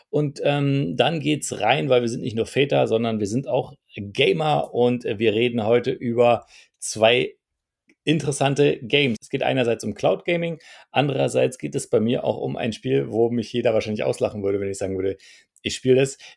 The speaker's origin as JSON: {"language": "German", "town": "Heidelberg", "region": "Baden-Württemberg", "country": "Germany", "said": "ich bin aus Heidelberg."}